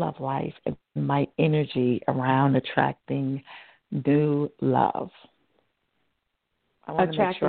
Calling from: New York City, New York, United States; I'm calling from New York.

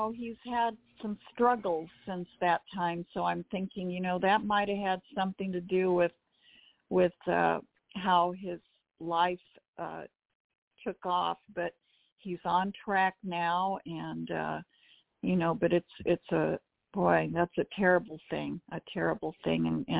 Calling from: Pasadena, California, United States; I'm calling from Pasadena.

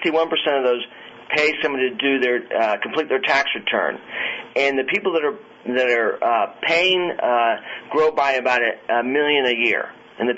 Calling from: Virginia Beach, Virginia, United States; I'm calling from Virginia Beach, Virginia.

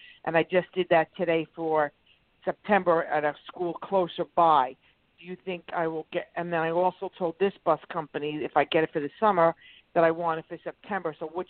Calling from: Long Island, New York, United States; Long Island.

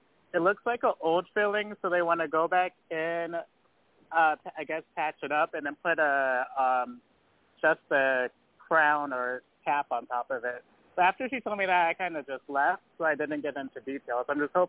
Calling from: Altamonte Springs, Florida, United States; I'm calling from Altamont Springs, Florida.

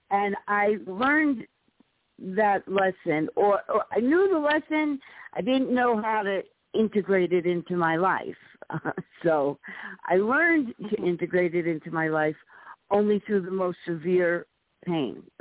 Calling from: New York City, New York, United States; I'm calling from the Bronx, New York.

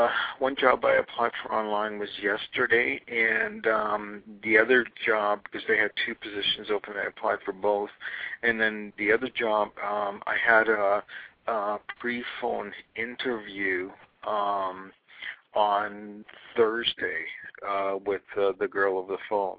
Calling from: Los Angeles, California, United States; I'm calling from Los Angeles

